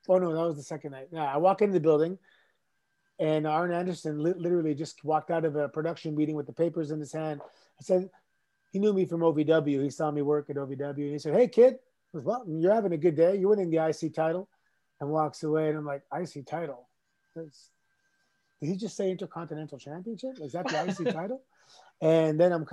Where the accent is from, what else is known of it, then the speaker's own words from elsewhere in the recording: Toronto, Ontario, Canada; Growing up in Toronto, we had a huge nightclub scene.